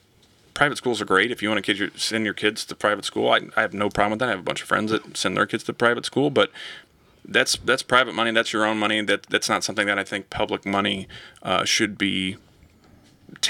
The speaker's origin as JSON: {"language": "English", "town": "Lee's Summit", "region": "Missouri", "country": "United States", "tie": "born or raised there", "also_born_or_lived": "St. Louis", "moved": "as an adult", "lives_now": "Wentzville, United States", "said": "I grew up in Lee's Summit, which is southeast Kansas City"}